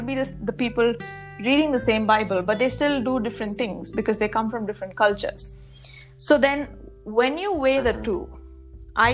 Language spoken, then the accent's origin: English; India; moved away as an adult; now in Costa Rica; my home country in India